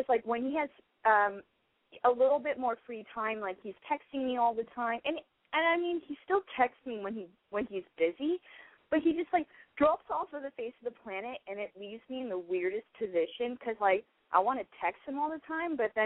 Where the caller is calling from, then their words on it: Los Angeles, California, United States; I am 25 and I'm calling from L.A.